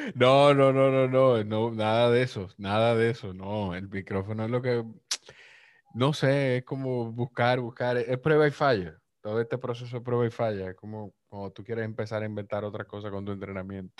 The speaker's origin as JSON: {"language": "Spanish", "country": "Dominican Republic", "said": "yo soy de República Dominicana"}